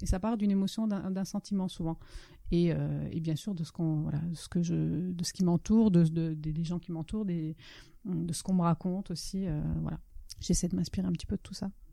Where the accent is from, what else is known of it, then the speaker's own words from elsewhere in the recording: France; first language Italian; French is a second language; also born or lived in Italy; l'italien est effectivement ma langue maternelle, mais, je suis allée, euh, enfin, j'ai fait plus, je à l'école beaucoup plus longtemps en France qu'en Italie